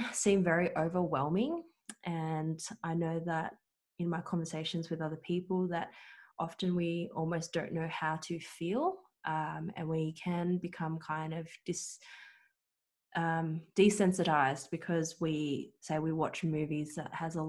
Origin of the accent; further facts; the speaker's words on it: Australia; Australian-born Chinese, you could say. So I was born here in Australia